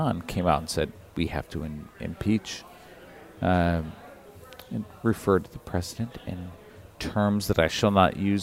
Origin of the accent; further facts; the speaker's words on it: Michigan, United States; I grew up in Michigan